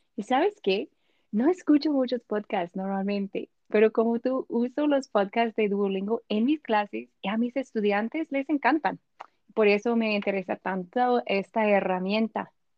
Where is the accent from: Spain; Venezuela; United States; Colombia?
United States; Spanish is a second language; also born or lived in Washington; soy de los Estados Unidos